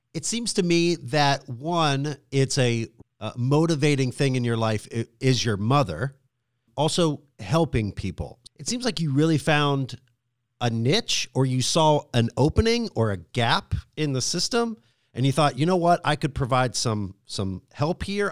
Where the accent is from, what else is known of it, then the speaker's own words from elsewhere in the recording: Pittsburgh, Pennsylvania, United States; moved away as an adult; now in Harrisburg, United States; I grew up in the Pittsburgh area.